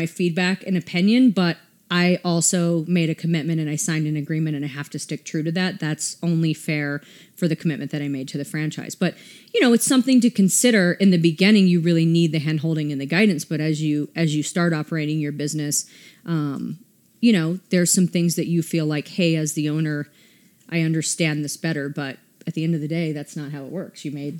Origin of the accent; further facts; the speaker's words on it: the South, United States; And I mean, I'm from the South. How I dress when I live in Atlanta is much different than how I dress here.